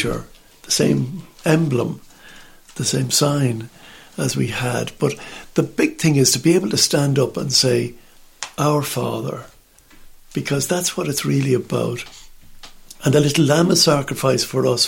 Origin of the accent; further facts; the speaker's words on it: Ireland; in Ireland, we just sit there on the benches, we kneel, the odd time we stand